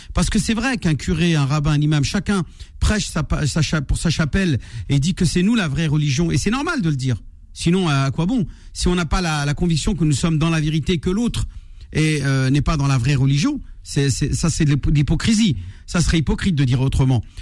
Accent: France; nous avons grandi en France, nous avons étudié sur les bancs de l'école de la République

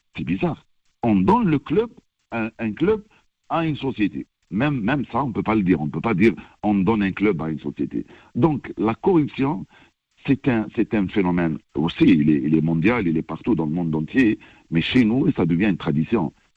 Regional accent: Algeria; chez nous en Algérie

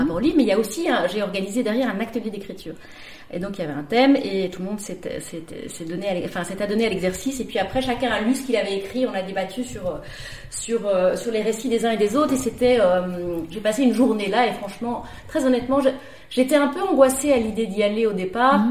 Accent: Brussels, Brussels-Capital Region, Belgium; also born or lived in London / Paris; Je viens de Bruxelles. je suis belge. je suis née à Bruxelles. J'ai vécu toute ma vie à Bruxelles

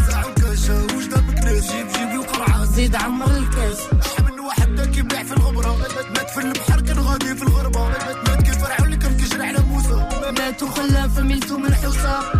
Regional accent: Beauvais, Hauts-de-France, France; suis de Beauvais.

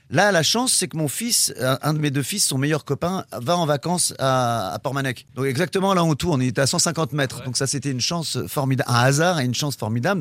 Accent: Normandy, France; je suis normand

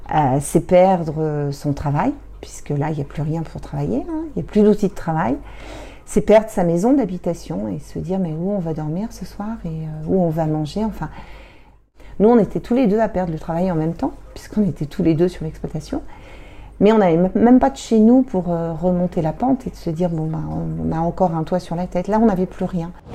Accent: Normandy, France; moved away as an adult; also born or lived in Paris region; moi, je suis normande. On a quitté, j'ai quitté la Normandie pour, euh, accepter de venir en montagne

